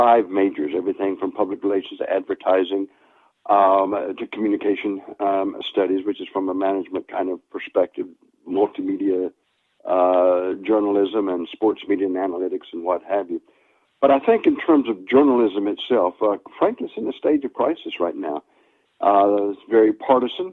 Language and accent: English; Boone, North Carolina, United States; moved away as an adult; also born or lived in Midwest / Chicago, Illinois / Rockford, Illinois; now in Virginia, United States; I'm a hillbilly from Boone, North Carolina